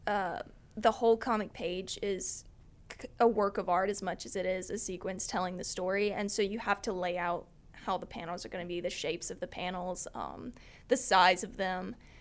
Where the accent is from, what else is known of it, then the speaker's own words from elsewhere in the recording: Lower Alabama, United States; also born or lived in mountains of North Carolina, United States; now in North Carolina, United States; I am from Lower Alabama, but I've lived here in the mountains for ten years.